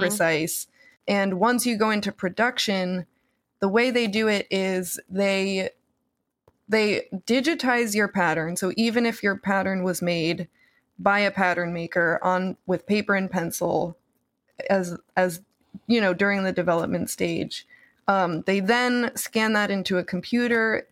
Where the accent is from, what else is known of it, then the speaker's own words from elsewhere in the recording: New Jersey, United States; my New Jersey public school